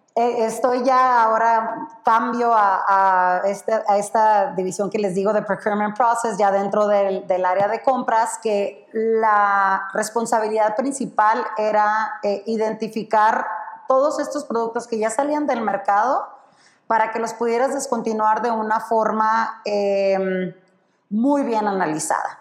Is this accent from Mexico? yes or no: yes; Sonora, Mexico; moved away as an adult; also born or lived in Baja California; soy de Sonora, pero estudié en, en Baja